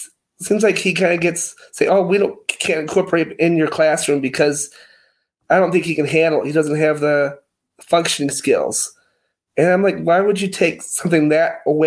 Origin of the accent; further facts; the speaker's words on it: McHenry County, Illinois, United States; I'm originally from McHenry County, Illinois, Woodstock and Harvard's about 20 minutes from the Wisconsin border.